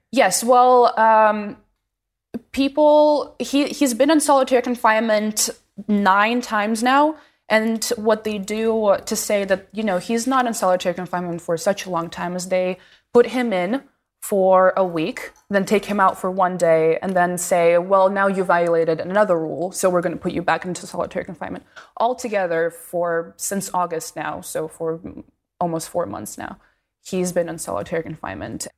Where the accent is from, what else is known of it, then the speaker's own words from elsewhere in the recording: Moscow, Russia; moved away; I grew up in Moscow